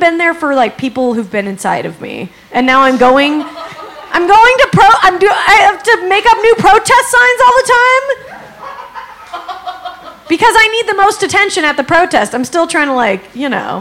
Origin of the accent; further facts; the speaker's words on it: Salt Lake City, Utah, United States; now in Los Angeles, United States; I'm actually from Salt Lake City.